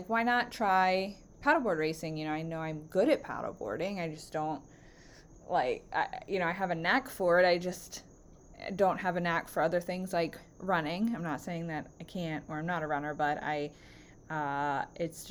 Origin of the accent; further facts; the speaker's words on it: Baltimore County, Maryland, United States; also born or lived in Northern Virginia; I grew up in Baltimore County, and I have lived here for all of my life except for 2.5 years when I moved to Northern Virginia